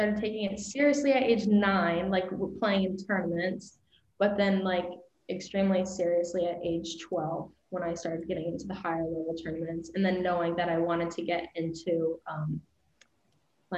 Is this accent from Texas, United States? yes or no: no; Las Vegas, Nevada, United States; moved away as an adult; now in Iowa, United States; I'm from Vegas